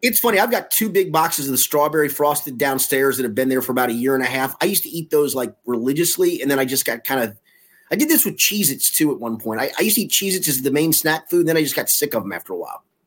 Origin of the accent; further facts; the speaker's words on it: Cincinnati, Ohio, United States; also born or lived in New York / Tulsa; I was born in Cincinnati, but we moved to, uh, to New York when I was seven in nineteen seventy.